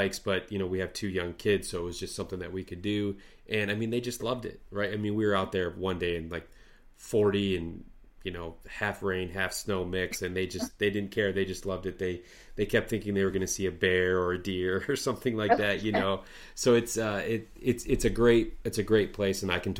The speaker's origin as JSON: {"language": "English", "region": "Midwest", "country": "United States", "said": "maybe that's just because I'm from the Midwest and, you know, I hardly have ski hills here"}